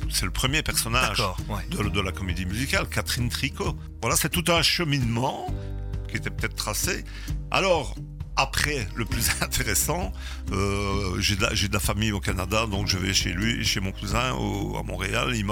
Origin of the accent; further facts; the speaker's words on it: Gerpinnes, Wallonia, Belgium; moi je suis de Gerpine.